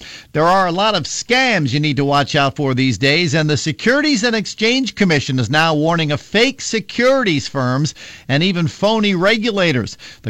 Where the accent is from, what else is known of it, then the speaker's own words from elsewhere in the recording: Philadelphia, Pennsylvania, United States; now in Minnesota, United States; me when I grew up in the Philadelphia area.